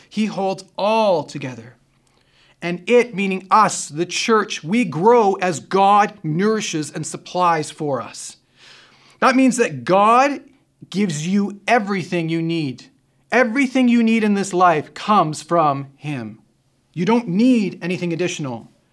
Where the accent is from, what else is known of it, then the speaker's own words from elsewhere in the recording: Canada; we're Canadian